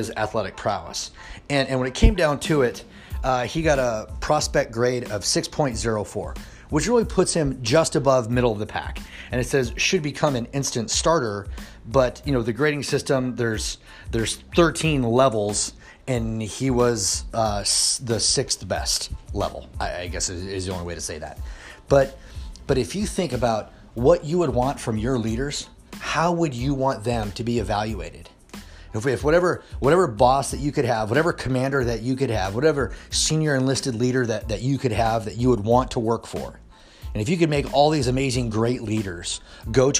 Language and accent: English; Kansas City, Missouri, United States; Kansas City Chiefs, which is my hometown. I've lived there since I was 12 years old